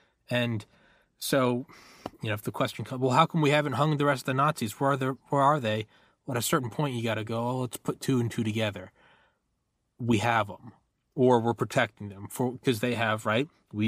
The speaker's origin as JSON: {"language": "English", "region": "New Hampshire", "country": "United States", "tie": "born or raised there", "also_born_or_lived": "Georgia", "moved": "yes", "said": "I was born in New Hampshire. I went to college in Georgia."}